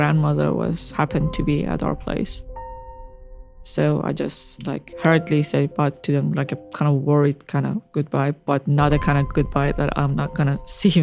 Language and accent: English; Karaj, Alborz, Iran; also born or lived in Ahvaz, Iran / Tehran, Iran; now in Australia; I'm from Iran. I'm originally from Ahvaz, Iran, but I lived mostly in Karaj and Tehran